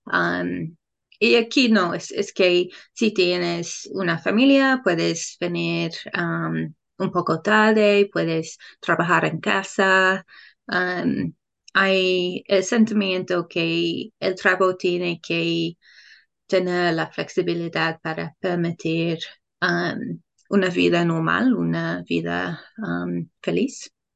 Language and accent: Spanish; England, United Kingdom; Spanish is a second language; moved away as an adult; now in New Zealand; soy de Inglaterra, pero vivo en Nueva Zelanda.